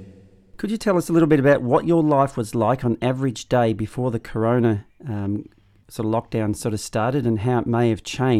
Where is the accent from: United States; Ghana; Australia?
Australia; I'm the Emu.